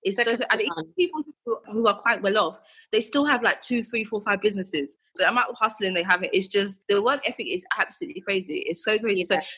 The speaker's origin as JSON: {"language": "English", "country": "Jamaica", "said": "It's weird because, again, when people hear that I'm Jamaican, they're like, oh, you're Jamaican."}